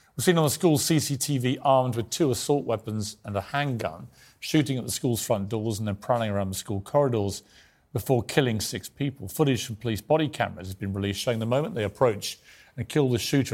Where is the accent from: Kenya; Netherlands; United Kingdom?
United Kingdom; accent: British; as a Brit